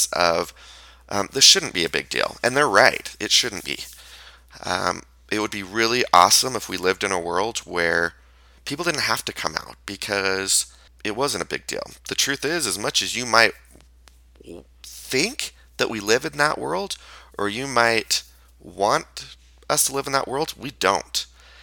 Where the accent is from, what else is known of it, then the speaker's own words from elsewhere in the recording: Payson, Utah, United States; also born or lived in Orem, Utah; I grew up in Payson, which is a neighboring city to Spanish Fork